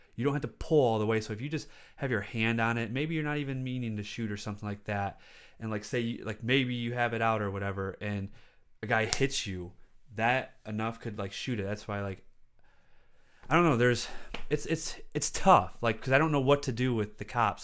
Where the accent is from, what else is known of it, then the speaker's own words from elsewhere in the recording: South Lyon, Michigan, United States; I grew up in South Lyon, and that's even whiter than Livonia.